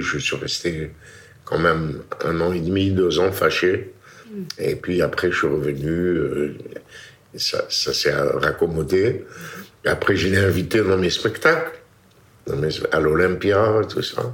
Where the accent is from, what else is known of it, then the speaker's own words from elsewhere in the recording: Constantine, Constantine Province, Algeria; moved away as an adult; also born or lived in Paris; now in France; né le 11 décembre 1938 à Constantine, Algérie